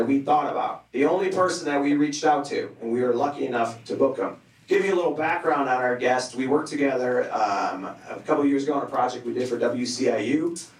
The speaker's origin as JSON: {"language": "English", "town": "Chicago", "region": "Illinois", "country": "United States", "said": "But like, oh, I'm kind of from the Southside too, but like, a little further out."}